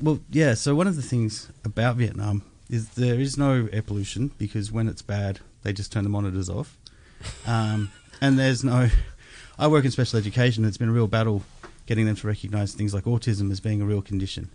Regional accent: Australia; as an Australian

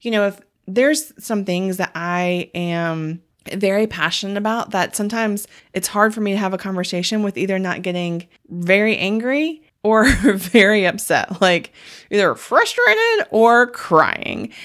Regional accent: the South, United States; growing up in the South

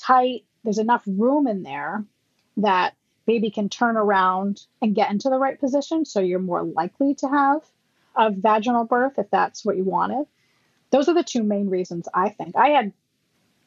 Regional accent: Massachusetts, United States; I'm from Massachusetts

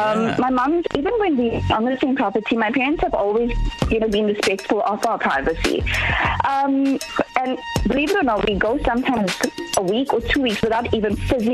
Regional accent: Chatsworth, KwaZulu-Natal, South Africa; Well, I'm from Chatsworth

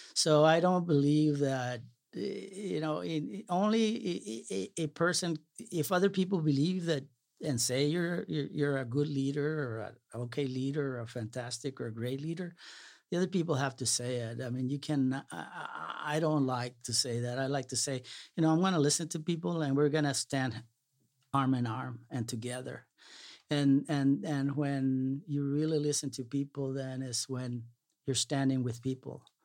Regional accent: Brownsville, Texas, United States; moved away; also born or lived in Salinas, California; growing up in Brownsville

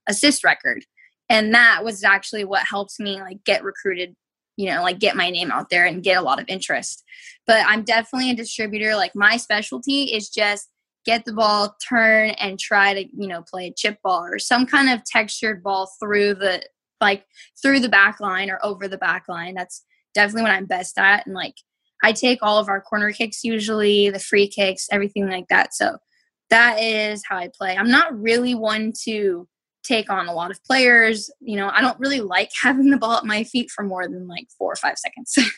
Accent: South Lake Tahoe, California, United States; I grew up in Tahoe

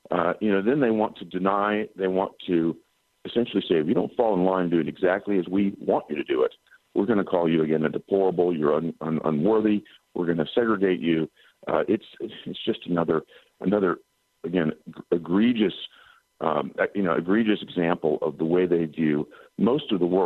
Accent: Tennessee, United States; Ben, you're touching on something that's deeply troubling to Americans, particularly people from my home state of Tennessee.

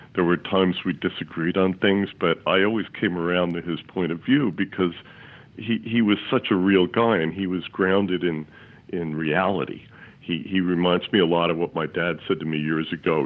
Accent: Washington, District of Columbia, United States; I grew up in Washington.

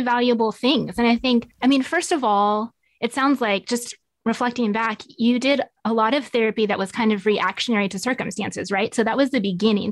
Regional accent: Nevada, United States; moved away as an adult; now in Tulsa, United States; I grew up in Nevada and moved out to Tulsa about 12 years ago

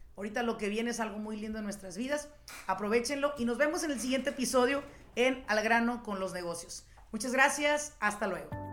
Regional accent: Mexico; now in United States; Yo soy mexicana

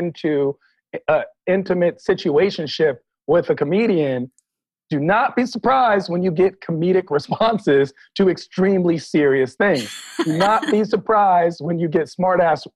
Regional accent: Washington, District of Columbia, United States; now in Los Angeles, United States; I'm from Washington, D.C. I am a D.C. native, born and raised

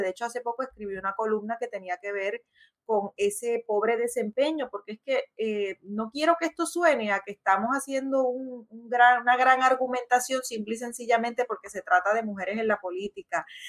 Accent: Puerto Rico

